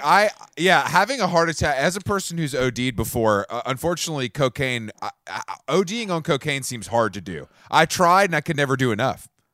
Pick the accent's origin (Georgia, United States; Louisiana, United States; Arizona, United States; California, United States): Georgia, United States; Atlanta; I'm from Atlanta, and we, we've given the world more hip hop.